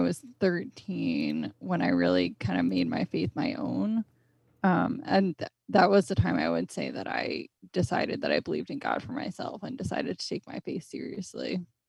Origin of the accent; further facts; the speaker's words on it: Connecticut, United States; I grew up in Connecticut, so I've always lived here.